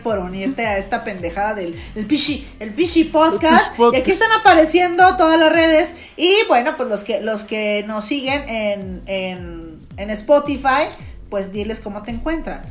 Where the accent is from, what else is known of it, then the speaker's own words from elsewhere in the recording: Torreón, Coahuila, Mexico; los dos somos de Torreón